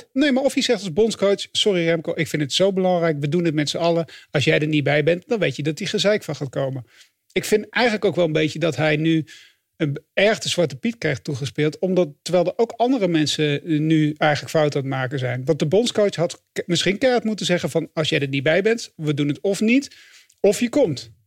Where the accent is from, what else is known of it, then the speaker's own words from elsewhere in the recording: Flanders, Belgium; als Vlaming